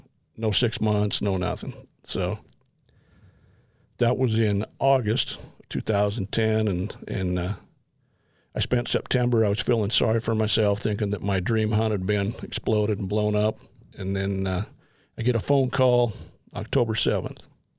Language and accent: English; Midvale, Utah, United States; Actually born in Murray, Utah, raised in Midvale. Grew up across the street from the dairy farm.